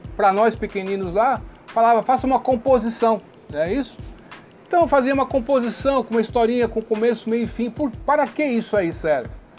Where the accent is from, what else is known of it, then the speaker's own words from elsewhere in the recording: Brazil; eu também sou brasileiro. Nós brasileiros